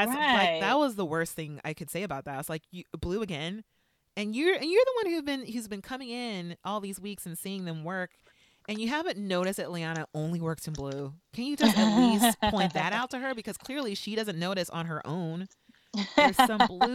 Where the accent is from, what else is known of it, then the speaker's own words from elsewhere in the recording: Los Angeles, California, United States; I'm from Los Angeles